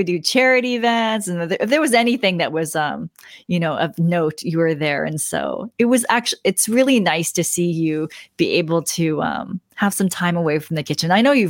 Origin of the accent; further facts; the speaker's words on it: Portland, Oregon, United States; I'm from Portland